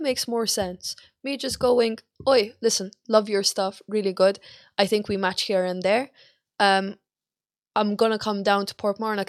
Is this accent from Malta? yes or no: yes; Malta; moved away; I'm Malta